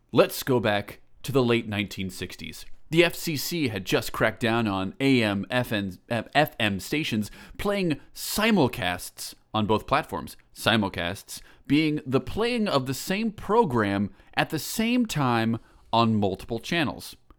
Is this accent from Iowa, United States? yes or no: yes; Eastern Iowa, United States; I'm from Eastern Iowa